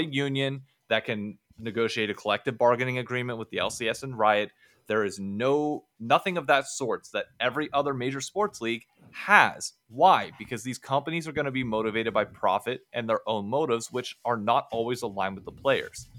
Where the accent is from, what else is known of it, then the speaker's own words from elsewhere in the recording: Hershey, Pennsylvania, United States; I was born in Hershey, Pennsylvania